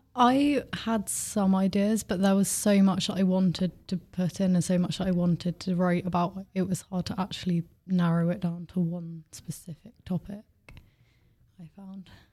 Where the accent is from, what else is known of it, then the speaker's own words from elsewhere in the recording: Bournemouth, South West England, United Kingdom; I'm seventeen from Bournemouth